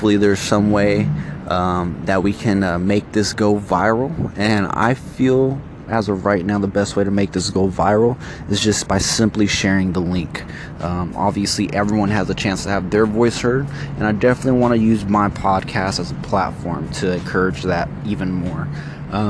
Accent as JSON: {"language": "English", "town": "San Francisco", "region": "California", "country": "United States", "tie": "born or raised there", "moved": "yes", "lives_now": "Sacramento, United States", "said": "I was born in San Francisco. And when I moved out here to Sacramento, I only wore a lot of San Francisco gear"}